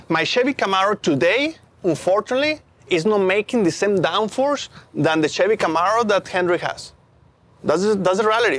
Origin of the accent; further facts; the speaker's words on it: Mexico; English is a second language; moved away as an adult; now in United States; I grew up in Mexico